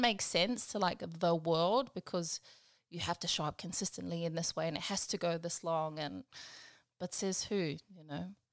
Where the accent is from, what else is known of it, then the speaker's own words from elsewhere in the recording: Pawarenga, Northland, New Zealand; now in Brisbane, Australia; I'm from a little place called Pauarenga. I'm from New Zealand, Aotearoa. We're kind of on the northwest coast